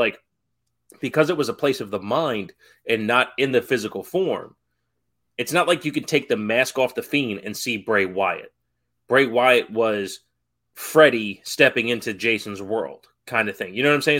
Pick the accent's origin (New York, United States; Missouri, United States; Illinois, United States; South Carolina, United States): New York, United States; growing up in New York